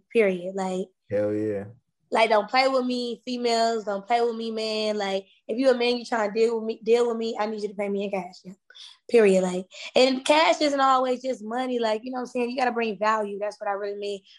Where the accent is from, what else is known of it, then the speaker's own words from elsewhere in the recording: Atlanta, Georgia, United States; You know I'm from Atlanta.